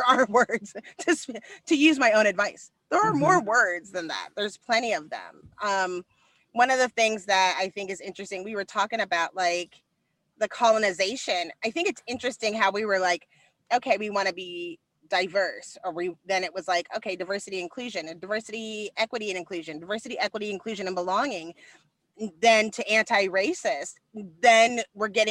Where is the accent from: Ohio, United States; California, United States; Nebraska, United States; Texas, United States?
Texas, United States; also born or lived in Dallas; I'm from Texas